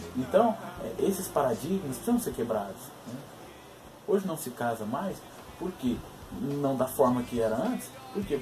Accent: born in Belo Horizonte, Minas Gerais, Brazil; eu fui criado, nasci, nasci em Belo Horizonte, mas fui criado no interior

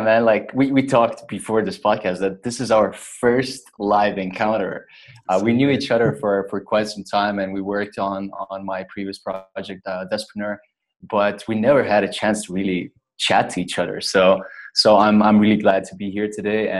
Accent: Lithuania; moved away as an adult; I would go back home to my home country, to Lithuania, to just visit family and friends

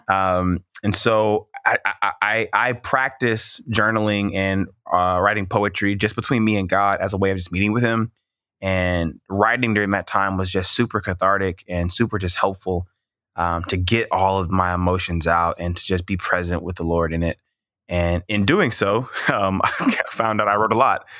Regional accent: Mississippi, United States; also born or lived in California; I moved to Mississippi, um, seventh grade

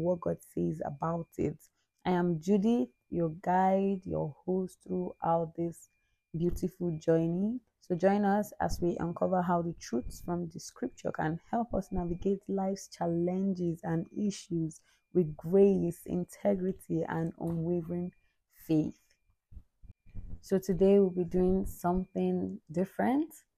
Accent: Anambra, Nigeria; I am from Nigeria. My state of origin is Anambra. I am an Igbo girl

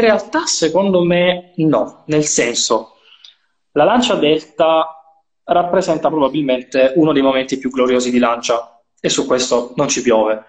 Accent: Apulia, Italy; la mia terra, per la mia, la mia, provincia

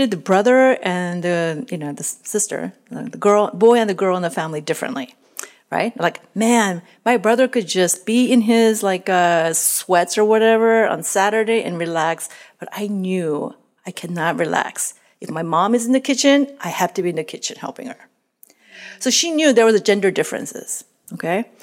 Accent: South Korea; moved away; I grew up in Korea in a traditional home

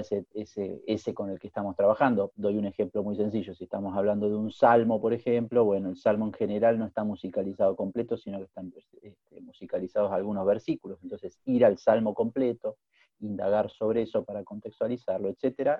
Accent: Buenos Aires, Argentina; moved away as an adult; now in Austria; soy un río platense, porteño, que nació en 1976

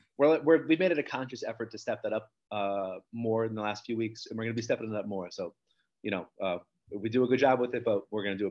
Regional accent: New Jersey, United States; I grew up in Apacon, New Jersey.

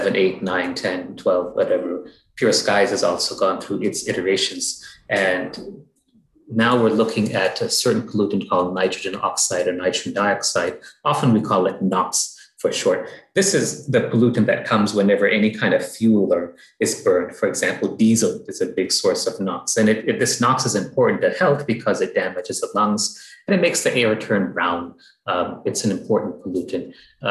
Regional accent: United States; moved away; I grew up in the United States

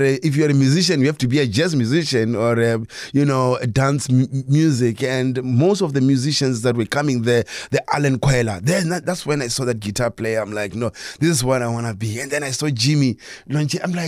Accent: Soweto, Gauteng, South Africa; I grew up in Soweto, even though I was born in the north. Most of my teen and my times I spent it in Soweto

